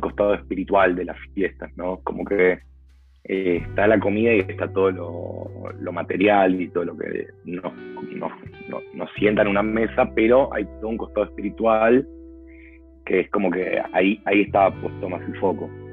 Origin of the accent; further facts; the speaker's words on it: Argentina; soy argentino